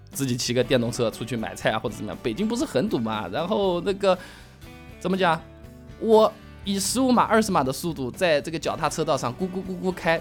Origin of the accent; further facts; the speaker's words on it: southern China, China; accent: southern (南方人的口音); moved away as an adult; also born or lived in Hangzhou; now in Beijing, China; 像我这种南方人的口音，人家一听就听得出来